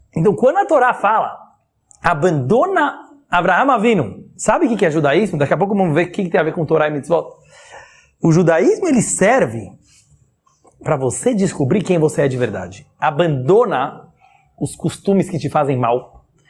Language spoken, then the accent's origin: Portuguese; Brazil; todos nós aqui somos brasileiros